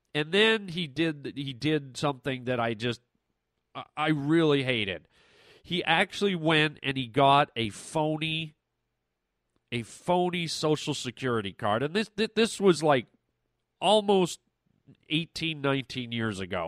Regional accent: Canada; moved away as an adult; now in United States; I come from Canada

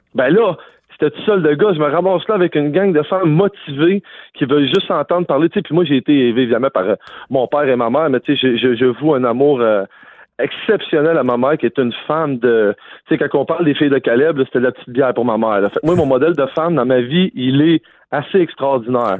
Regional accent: Quebec, Canada; je suis quand même extrêmement fier de venir d'ici puis d'être un Québécois

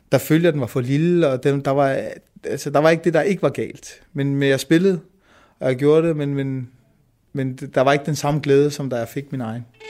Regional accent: Denmark; min mor var flytning og kom til Danmark, og jeg er født i Danmark

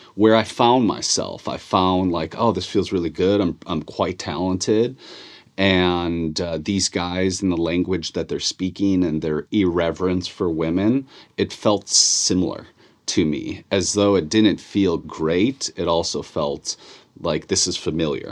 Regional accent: Chicago, Illinois, United States; born and raised in Chicago

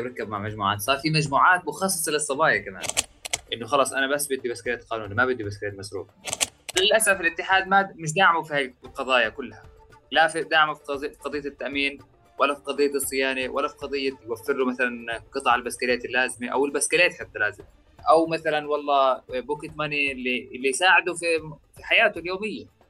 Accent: Jit, West Bank, Palestine; also born or lived in Jerusalem; انا عايش طبعا جهه نابلس آه، في قرية اسمها جيت

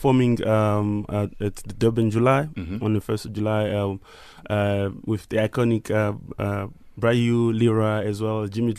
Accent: DR Congo; Like, even how I grew up in Congo, so it's like …, …, and these guys.

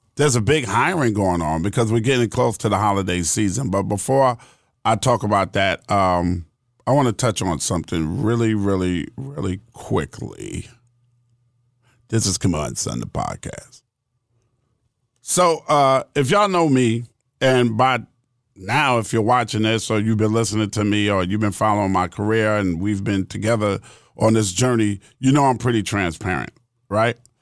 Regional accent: New York City, New York, United States; I'm from Queens, bro. I'm from Queens. Born and raised in Queens, New York.

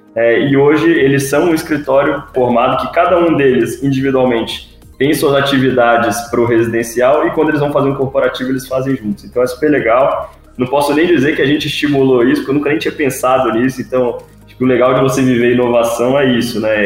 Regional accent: Vitória, Espírito Santo, Brazil; moved away; also born or lived in Rio de Janeiro; eu sou de Vitória, Espírito Santo

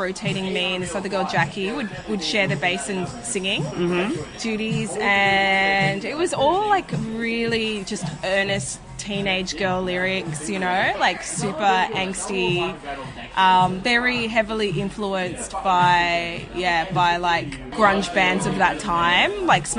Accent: Sydney, New South Wales, Australia; I grew up in Riverwood. Right. She's like a southwest Sydney suburb.

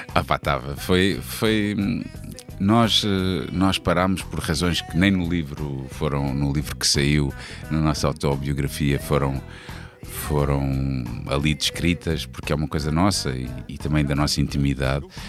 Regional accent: Almada, Setúbal, Portugal; also born or lived in Angola; que é em Cacilhas, exatamente na rua onde eu, onde eu cresci

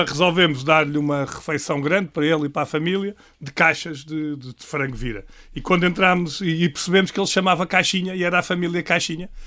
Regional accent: Lisbon, Portugal; a Rua Zé da Verificação Chaves, que é a rua onde eu nasci

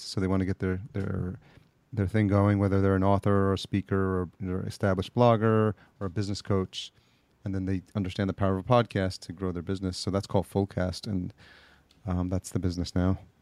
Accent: Yonkers, New York, United States; also born or lived in El Salvador; just outside New York City, Yonkers, New York, oh, is oh, yeah. where uh, I was raised up and uh, went to school.

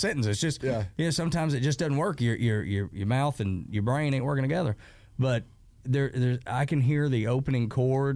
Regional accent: the South, United States; growing up in the South

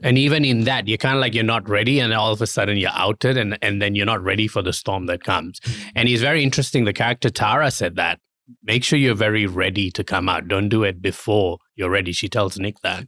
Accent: Kuala Lumpur, Malaysia; moved away; I was born in Malaysia and I grew up in a very kinda like, uh, Muslim society in, um, Kuala Lumpur.

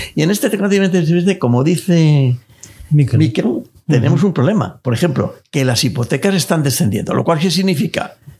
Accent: Spain; los pequeños ahorradores que somos todos los españoles

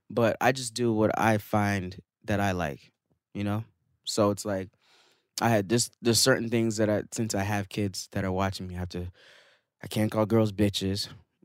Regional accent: Florida, United States; also born or lived in Canada; I'm from Florida/Canada, so, you know, I got that.

